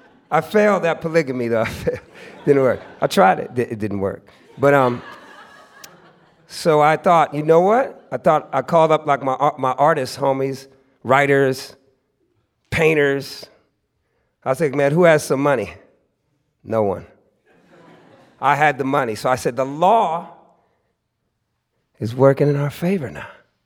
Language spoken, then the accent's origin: English; California, United States; It was something that I used to break a lot as a youngster, growing up in the Bay Area.